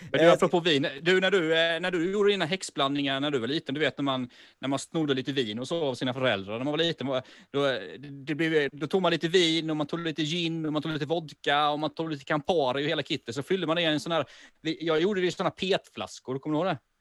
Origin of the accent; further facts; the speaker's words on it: Sweden; now in Malmö, Sweden; jag bor ju i Malmö, men jag är ju från Småland från början